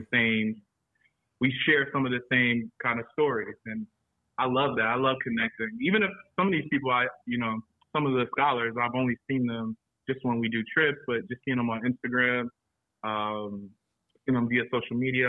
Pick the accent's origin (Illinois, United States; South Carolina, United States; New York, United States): South Carolina, United States; Florence; also born or lived in Charlotte, North Carolina; now in Atlanta, United States; I live here now. I'm originally from Florence, South Carolina